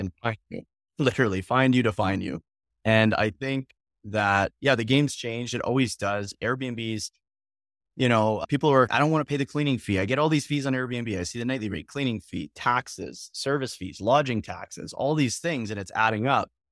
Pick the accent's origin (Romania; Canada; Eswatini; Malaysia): Canada; Calgary, Alberta; moved away; I'm from Calgary, Alberta, originally.